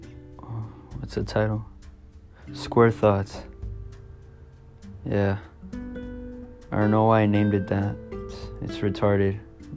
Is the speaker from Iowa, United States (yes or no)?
no; California, United States; I'm from California